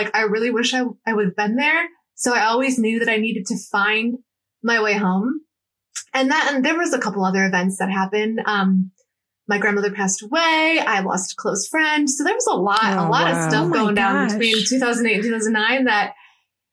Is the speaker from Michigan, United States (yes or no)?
no; Cleveland, Ohio, United States; moved away as an adult; also born or lived in Los Angeles, California; Ohio is where my roots are. I'm from Cleveland.